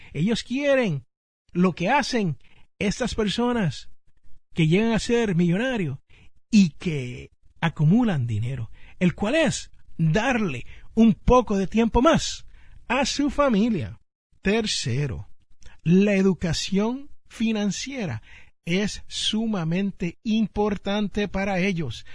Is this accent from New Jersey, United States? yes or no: yes; Jersey City, New Jersey, United States; en el barrio donde yo nací, Jersey City, New Jersey